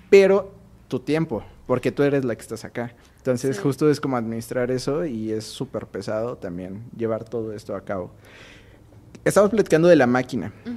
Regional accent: Mexico; así somos los mexicanos

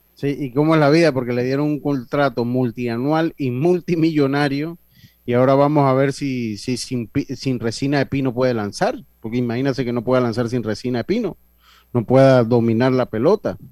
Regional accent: Panama; a mí como panameño

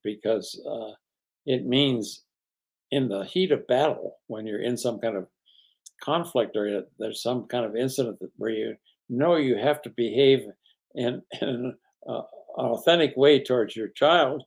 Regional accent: East Coast, United States; I grew up on the East Coast

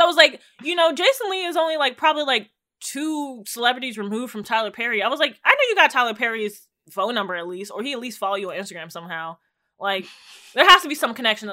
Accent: Jamaica; as a Jamaican

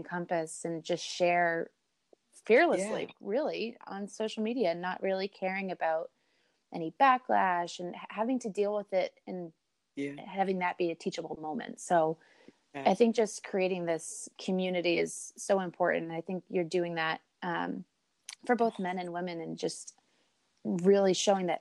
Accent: Cape Cod, Massachusetts, United States; Places I grew up on Cape Cod

